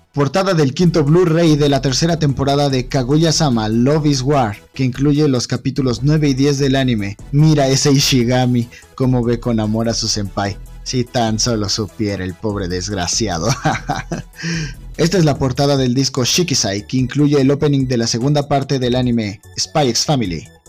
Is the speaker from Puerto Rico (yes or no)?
no; Mexico; como mexicano